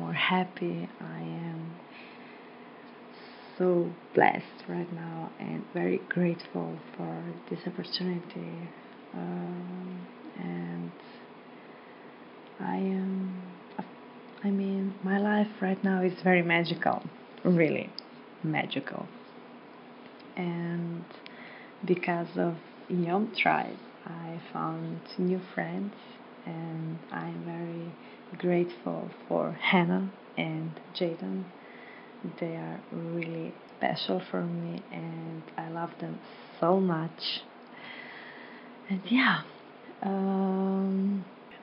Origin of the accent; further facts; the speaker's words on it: Slovenia; I am from Slovenia